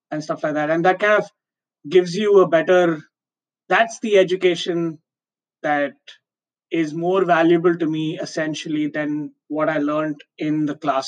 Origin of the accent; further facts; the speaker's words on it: Mumbai, Maharashtra, India; moved away as an adult; growing up in Bombay, I was like, I want to move to a bigger city